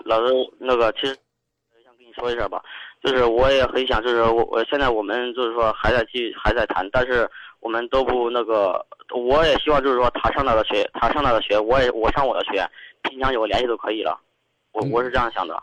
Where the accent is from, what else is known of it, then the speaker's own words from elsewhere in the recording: Kaifeng, Henan, China; moved away as an adult; now in Zhengzhou, China; 我们家都是开封的